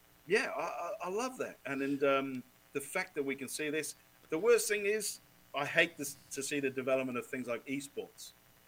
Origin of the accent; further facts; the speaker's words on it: Australia; Quincy, we're from Australia.